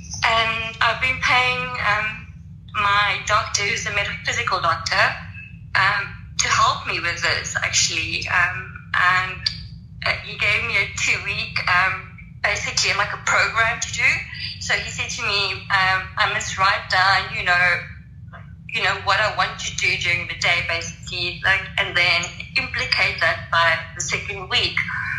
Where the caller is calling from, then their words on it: South Africa; Sorry if you can't hear me. I'm praying from South Africa.